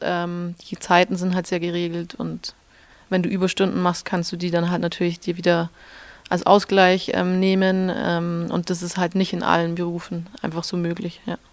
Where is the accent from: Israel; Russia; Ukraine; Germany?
Germany; Schwangau, Bavaria; moved away as an adult; also born or lived in Munich / Switzerland / Austria; das ist das Hotel Rübezahl in Schwangau. Genau, das ist das Hotel meiner Eltern. da bin ich aufgewachsen und groß geworden.